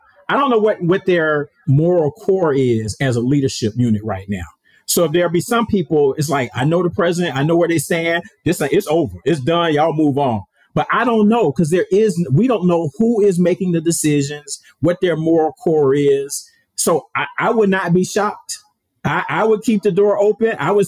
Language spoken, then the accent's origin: English; Atlanta, Georgia, United States; Like I said, I'm from Atlanta. I remember when Deion was, he had clubs in Atlanta.